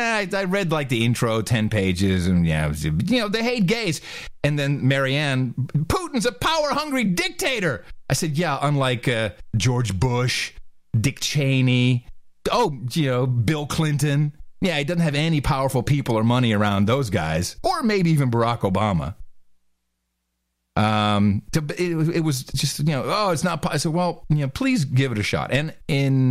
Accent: Netherlands; now in Austin, United States; Mickey and I, you know, we grew up in the Netherlands.

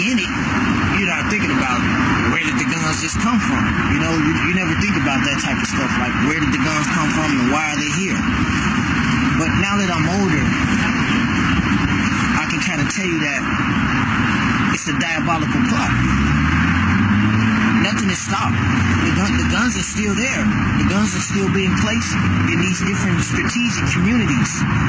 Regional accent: Chicago, Illinois, United States; I'm from Chicago. Born and raised there, I ran those streets of Chicago

